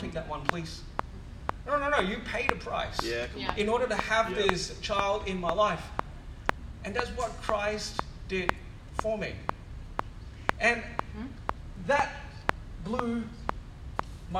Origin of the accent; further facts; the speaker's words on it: Singapore; now in Perth, Australia; I went to a church growing up in Singapore, a Methodist church